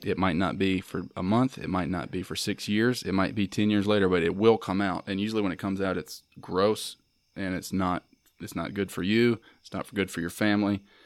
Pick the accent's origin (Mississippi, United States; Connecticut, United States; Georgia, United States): Mississippi, United States; proud of being from Mississippi, I'm proud of being American